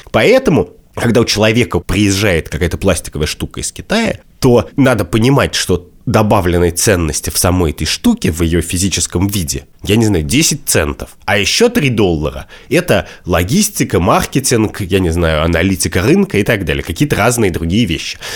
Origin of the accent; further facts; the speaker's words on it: Russia; я вырос, значит, в России конца двадцатого века